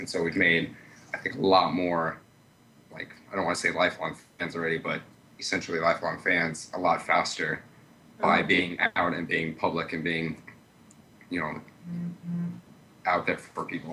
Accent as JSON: {"language": "English", "town": "Iowa City", "region": "Iowa", "country": "United States", "said": "I'm from Iowa City, Iowa."}